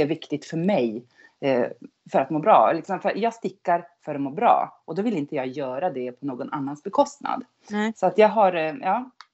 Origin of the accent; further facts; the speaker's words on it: outside Skellefteå, Norrland, Västerbotten County, Sweden; accent: Norrland dialect; also born or lived in Gothenburg archipelago; now in Gothenburg, Sweden; jag kommer från Norrland. Jag är uppvuxen wow. utanför Skellefteå